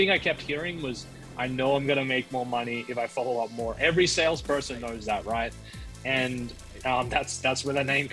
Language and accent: English; Australia; I'm originally from Australia